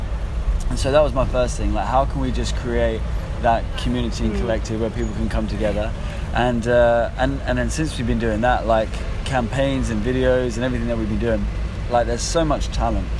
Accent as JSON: {"language": "English", "area": "West Sussex, near Brighton", "region": "South East England", "country": "United Kingdom", "tie": "born or raised there", "moved": "yes", "lives_now": "London, United Kingdom", "said": "I grew up in West Sussex, near Brighton"}